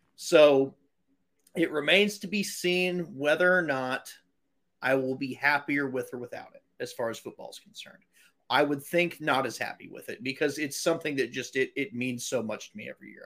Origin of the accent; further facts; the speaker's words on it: Edmond, Oklahoma, United States; I grew up in Edmond, which, if you're very familiar with the Oklahoma City metropolitan area